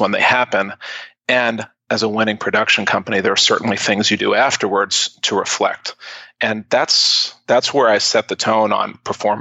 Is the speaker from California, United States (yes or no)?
no; New York City, New York, United States; I grew up in New York City, and I was a childhood actor